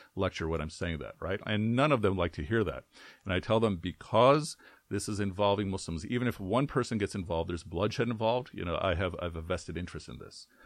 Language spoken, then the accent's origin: English; Chicago, Illinois, United States; also born or lived in Karachi, Pakistan / Frankfort, Illinois; I grew up in, in the Chicagoland, uh, community.